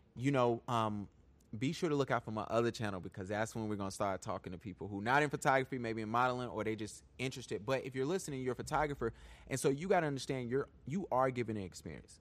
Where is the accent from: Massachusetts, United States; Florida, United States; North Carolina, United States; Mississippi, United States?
North Carolina, United States; Charlotte; I'm from Charlotte. Born and raised.